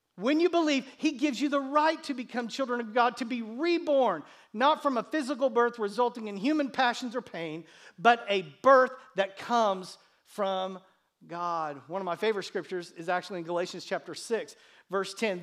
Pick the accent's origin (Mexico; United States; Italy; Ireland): United States; my parents who gave birth to me on this continent, in this country